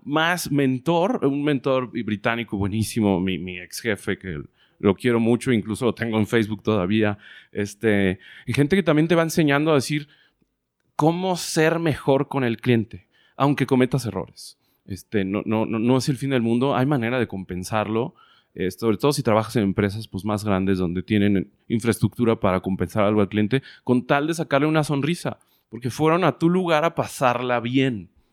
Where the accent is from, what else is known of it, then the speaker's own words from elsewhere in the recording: Guadalajara, Jalisco, Mexico; moved away as an adult; also born or lived in Playa del Carmen, Quintana Roo; nací en Guadalajara, Jalisco en el 83